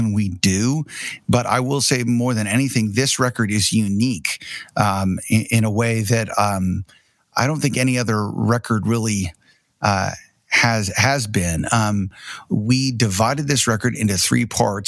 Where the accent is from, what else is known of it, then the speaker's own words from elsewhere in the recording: Tulsa, Oklahoma, United States; I'm actually here at our office / studio in downtown Tulsa, which is where we're from